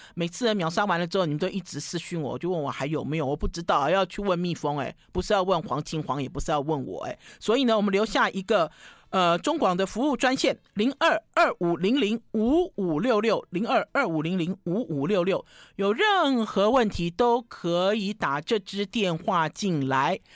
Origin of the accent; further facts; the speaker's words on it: Taiwan; 我们台湾人